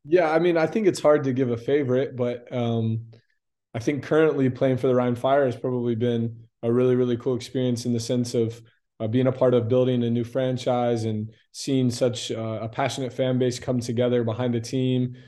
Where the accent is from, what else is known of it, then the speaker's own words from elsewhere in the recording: Lakeland, Florida, United States; also born or lived in Indianapolis, Indiana / Tampa, Florida; I was born there, but I'm from Lakeland, Florida.